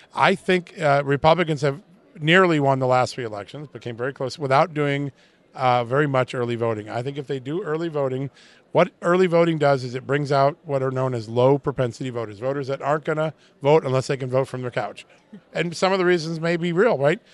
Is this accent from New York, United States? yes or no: yes; New York, United States; I grew up in New York